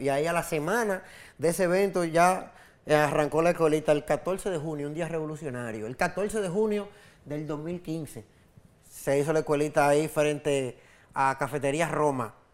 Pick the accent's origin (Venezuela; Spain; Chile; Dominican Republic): Dominican Republic; Santo Domingo, Distrito Nacional; mi carrera como músico callejero empezó mi adolescencia, yo andaba por en Sánchez La Fe y por Cristo Rey, Villa Juana, el Kennedy, los alrededores de mi casa, yo vivía en Sánchez La Fe